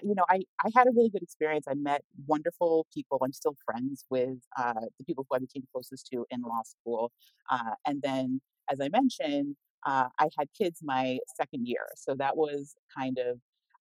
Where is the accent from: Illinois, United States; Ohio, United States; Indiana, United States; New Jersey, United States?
New Jersey, United States; also born or lived in California; I'm originally from New Jersey, but my family had been living in California when we were in high school.